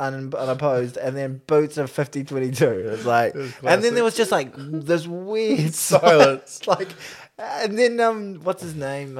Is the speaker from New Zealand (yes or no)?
yes; New Zealand; as a Kiwi